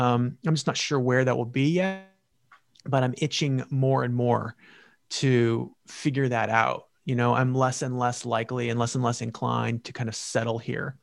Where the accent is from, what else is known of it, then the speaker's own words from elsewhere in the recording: California, United States; moved away as an adult; also born or lived in New York; California. That, that, it, I think about it a lot. It's my home state, where I'm from